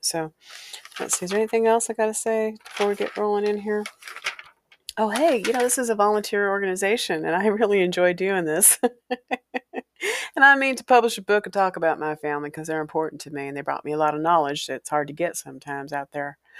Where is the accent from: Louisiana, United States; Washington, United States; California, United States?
Washington, United States; Walla Walla; moved away as an adult; I came from Walla Walla.